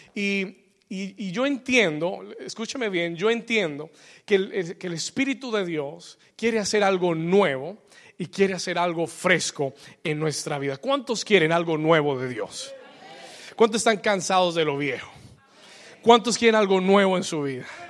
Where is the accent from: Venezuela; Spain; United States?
United States; New York; also born or lived in Bogotá, Colombia; now in Miami, United States; cuando yo tenía ocho años de edad, eh, me mudé de Colombia y me mudé para Nueva York